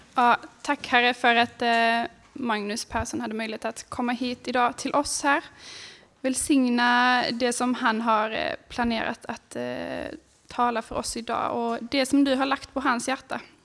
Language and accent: Swedish; Hörby, Skåne, Sweden; moved away as an adult; also born or lived in Höör; now in Malmö, Sweden; jag är uppväxt här i krokarna. Jag är född i Hörby. Har levt stora delar av mitt liv i Hör